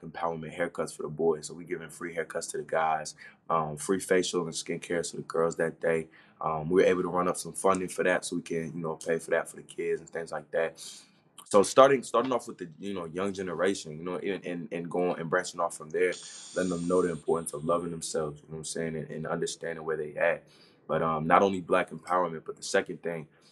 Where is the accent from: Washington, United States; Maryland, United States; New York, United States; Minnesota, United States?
Maryland, United States; also born or lived in Orlando, Florida; now in Kentucky, United States; I wasn't born and raised in Florida. I was actually born and raised up north, just like you. Like, I'm from Maryland